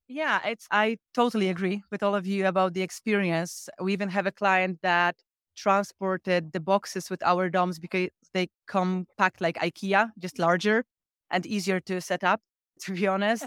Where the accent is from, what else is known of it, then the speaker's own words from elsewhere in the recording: Poland; I'm from Evans Glamping, so all the way from Poland